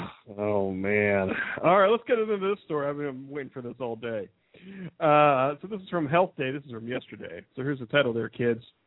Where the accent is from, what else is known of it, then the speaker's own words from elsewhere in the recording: Midwest, United States; I'm from the Midwest